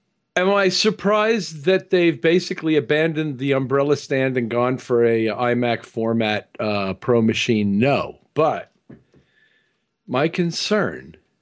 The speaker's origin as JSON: {"language": "English", "region": "Missouri", "country": "United States", "said": "So I'm from Missouri."}